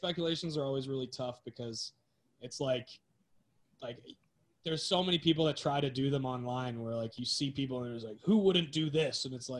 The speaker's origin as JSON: {"language": "English", "town": "Newmarket", "region": "Ontario", "country": "Canada", "tie": "born or raised there", "said": "McDavid's from my hometown, Newmarket."}